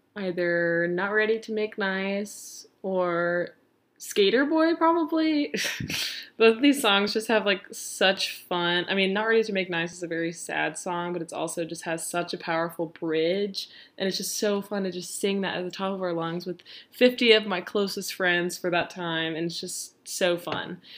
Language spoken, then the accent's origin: English; Nashville, Tennessee, United States; I'm from Nashville